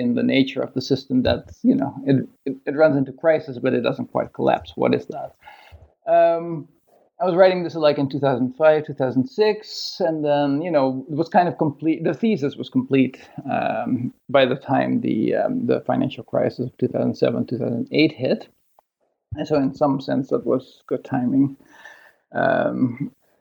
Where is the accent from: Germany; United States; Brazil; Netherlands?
Netherlands; moved away as an adult; also born or lived in Toronto, Canada; now in Sydney, Australia; I grew up in Holland.